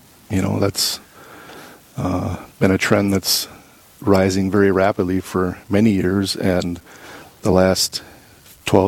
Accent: Rochester, Minnesota, United States; moved away as an adult; also born or lived in St. Cloud, Minnesota / St. Paul, Minnesota; now in Duluth, United States; I grew up in Rochester, Minnesota

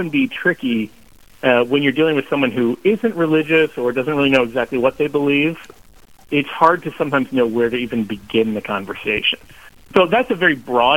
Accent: Kansas City, Missouri, United States; I grew up here in Kansas City

